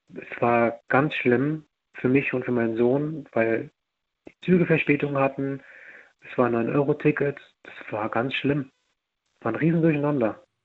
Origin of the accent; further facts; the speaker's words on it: near Mainz, Rhineland-Palatinate, Germany; ich komme aus Rheinland-Pfalz